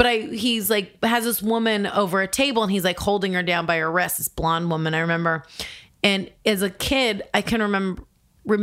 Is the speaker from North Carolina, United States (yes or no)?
no; Orange County, California, United States; moved away as an adult; also born or lived in Miami; now in New York, United States; I grew up in Orange County, California